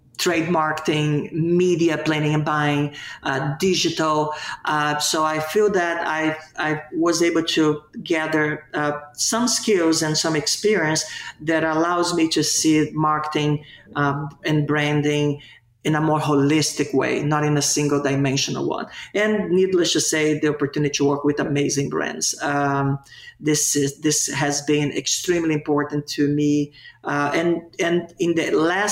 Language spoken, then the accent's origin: English; Brazil; now in Miami, United States; I was born and raised in Brazil, in South America